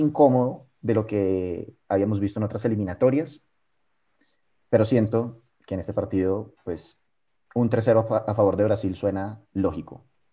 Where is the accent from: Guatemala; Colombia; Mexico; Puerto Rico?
Colombia; nosotros como colombianos